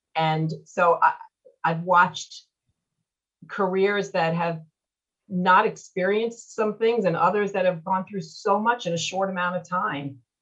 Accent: Seaford, New York, United States; moved away as an adult; also born or lived in Louisville, Kentucky; now in West Palm Beach, United States; I grew up in Seaford

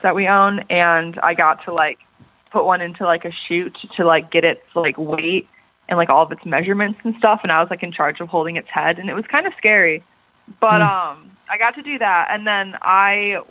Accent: Harrison Township, Michigan, United States; moved away as an adult; now in Athens, United States; I grew up actually outside of Detroit, Michigan, in this city called Harrison Township

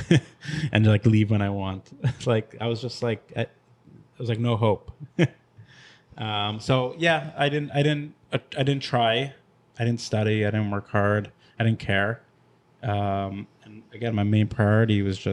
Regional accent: Long Island, New York, United States; We grew up in Long Island. We moved every like 1 or 2 years.

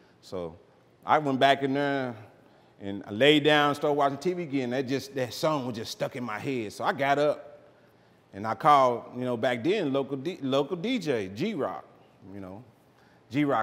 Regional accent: Oklahoma City, Oklahoma, United States; now in Dallas, United States; I grew up in Oklahoma City.

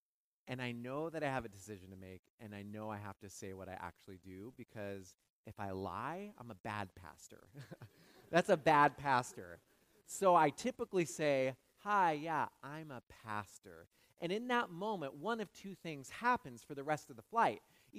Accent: West Coast, United States; I'm from the West Coast. I'll fly a lot to go back.

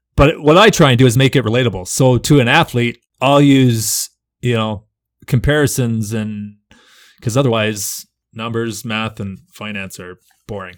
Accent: Canada; as a Canadian

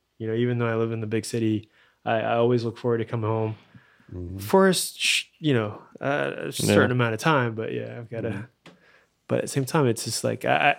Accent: New York, United States; born there; moved away; I was born in New York.

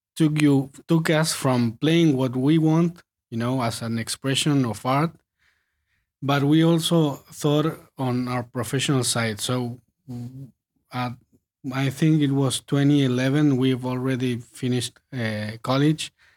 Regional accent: Patagonia, Argentina; moved away as an adult; also born or lived in Buenos Aires; we are from Patagonia, so we moved to Buenos Aires when we finished high school to study music

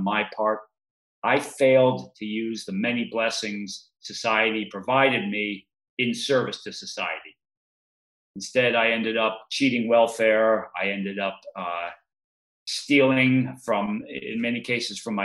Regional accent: Massachusetts, United States; The town I grew up in Massachusetts

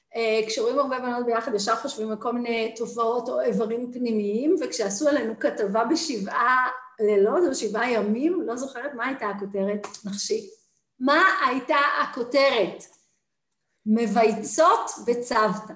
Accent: Jerusalem, Jerusalem District, Israel; moved away; also born or lived in New York / Tel Aviv; אני ירושלמית במקור

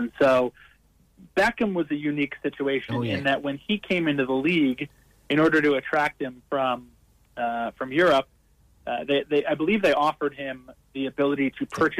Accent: Minnesota, United States; now in Colorado, United States; Yeah, I grew up in Minnesota, a very cold, frigid northern American state, which is primarily known for its hockey and American football.

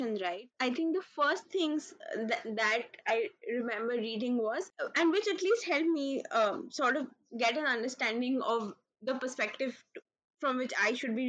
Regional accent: North India, India; I am North Indian

